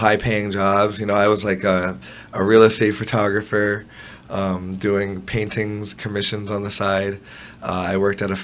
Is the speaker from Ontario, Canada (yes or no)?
yes; Toronto, Ontario, Canada; I was born in Toronto. Spent the first part of my years around Jane and Eglinton